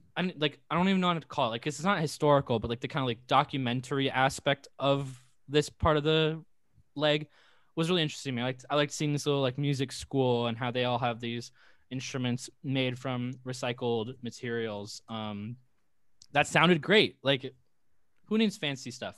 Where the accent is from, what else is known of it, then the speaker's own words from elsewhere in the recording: Woodinville, Washington, United States; moved away; also born or lived in Bothell; I'm from Woodenville.